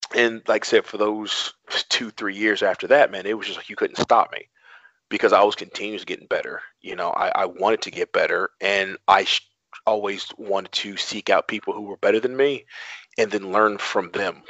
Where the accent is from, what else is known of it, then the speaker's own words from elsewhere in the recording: Atlanta, Georgia, United States; moved away as an adult; also born or lived in New York; now in Baltimore, United States; I'm from Atlanta. Actually, I'm from New York, but I kind of lived Atlanta my entire life. So that's kind of I always claim Atlanta.